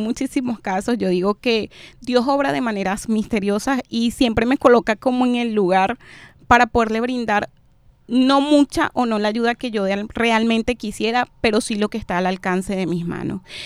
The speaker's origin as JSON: {"language": "Spanish", "country": "Venezuela", "moved": "yes", "lives_now": "Barranquilla, Colombia", "said": "Los venezolanos somos"}